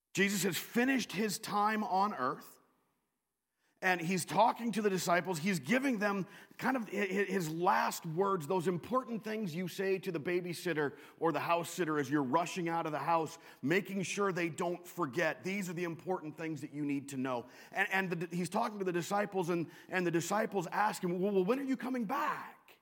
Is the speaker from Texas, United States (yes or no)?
no; Western Washington, United States; moved away as an adult; also born or lived in Chicago / Southern California / Wisconsin; I grew up in Western Washington